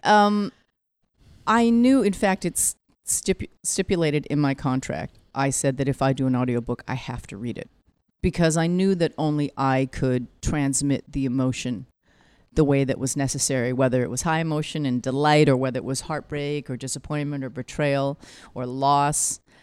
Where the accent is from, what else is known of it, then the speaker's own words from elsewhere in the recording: Vancouver, British Columbia, Canada; moved away as an adult; now in New York, United States; I'm a child of Korean immigrants, born and raised in Vancouver